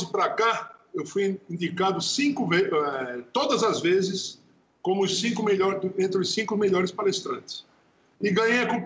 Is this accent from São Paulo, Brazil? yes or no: no; Natal, Rio Grande do Norte, Brazil; born there; nasci em Natal.